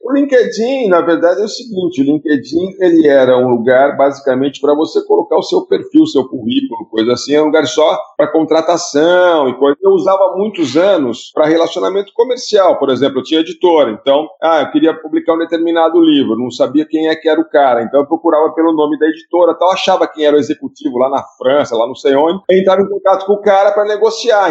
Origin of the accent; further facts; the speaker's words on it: Piracicaba, São Paulo, Brazil; eu cresci lendo a Ilustrada lá em Piracicaba, quando era adolescente.